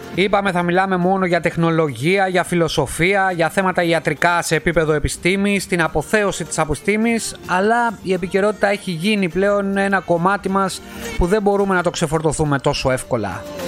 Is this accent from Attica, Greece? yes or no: yes; Alepochori, Attica, Greece; now in Italy; την πατρίδα μου στην Ελλάδα αυτό το χωριουδάκι εκεί πέρα έξω από τα Μέγαρα στην παραλία στον Κορενθιακό